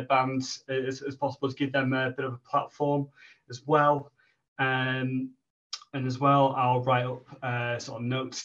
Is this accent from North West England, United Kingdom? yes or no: yes; Kendal, North West England, United Kingdom; now in Sheffield, United Kingdom; originally I'm from Kendal up in the Lake District, been in Sheffield about 10 years now